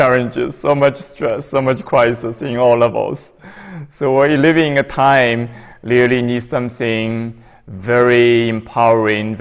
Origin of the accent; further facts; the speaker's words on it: China; moved away as an adult; now in United States; when I was young, growing up in China